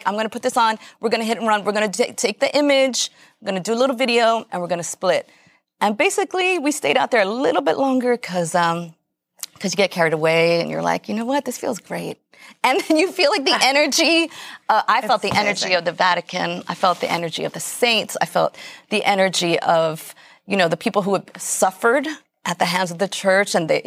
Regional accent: New York, United States; I grew up in New York around those images.

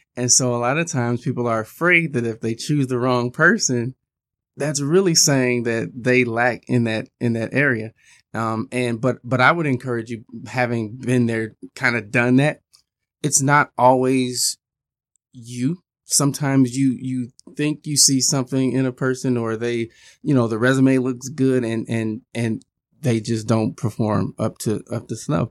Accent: Midwest, United States; being a Midwesterner myself

